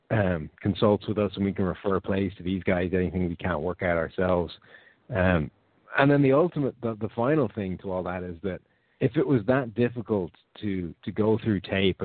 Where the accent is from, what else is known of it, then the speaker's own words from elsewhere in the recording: Ireland; I'm from Ireland, which is a little bit different, close to the UK